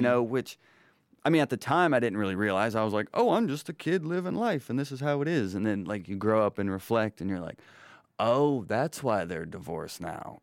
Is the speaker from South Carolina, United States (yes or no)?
no; Rome, Georgia, United States; now in Atlanta, United States; I'm originally from Rome, Georgia